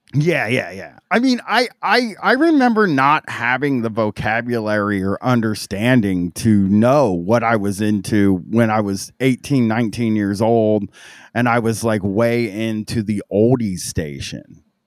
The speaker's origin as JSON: {"language": "English", "town": "Groveport", "region": "Ohio", "country": "United States", "tie": "born or raised there", "said": "in Groveport where I grew up"}